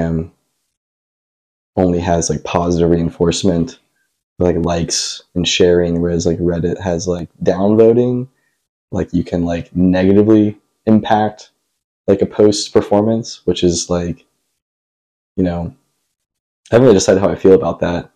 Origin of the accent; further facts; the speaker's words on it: Brentwood, Tennessee, United States; also born or lived in Cincinnati, Ohio; I grew up, like, in Brentwood, Tennessee